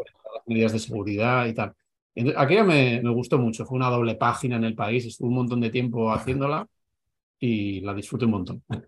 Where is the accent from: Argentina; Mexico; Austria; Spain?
Spain; Navarre; moved away as an adult; also born or lived in Madrid; he estado 16 años en Madrid, yo soy de Navarra